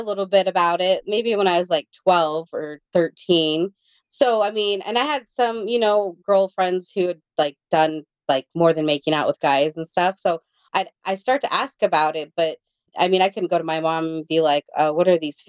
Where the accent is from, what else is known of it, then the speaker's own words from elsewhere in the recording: India; So I'm one of 20 siblings. We're all adopted from all over the world. And I'm from India.